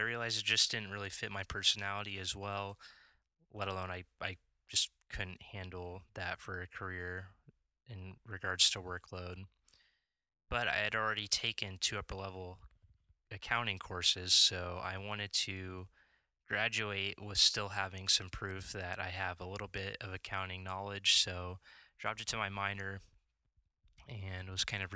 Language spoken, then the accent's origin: English; Lincoln, Nebraska, United States; I'm from Lincoln, Nebraska, born and raised here, lived here my whole life